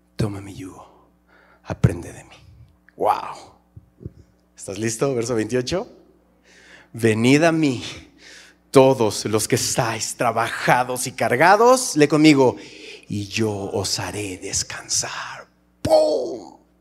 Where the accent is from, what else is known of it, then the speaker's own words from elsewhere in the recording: Mexico; cómo somos los mexicanos.